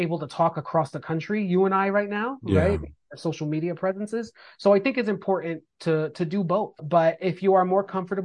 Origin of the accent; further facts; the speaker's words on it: East Coast, United States; I'm from the East Coast